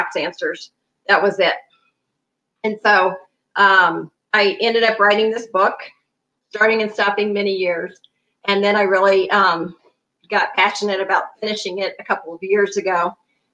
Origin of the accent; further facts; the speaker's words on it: Kansas City, Missouri, United States; moved away as an adult; now in Denver, United States; I'm originally from Kansas City, Missouri, but I have been in the Denver, Colorado area for 8 years.